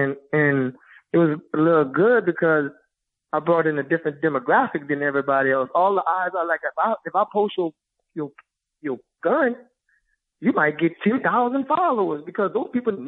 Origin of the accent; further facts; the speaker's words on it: Louisiana, United States; Yep. Born and raised.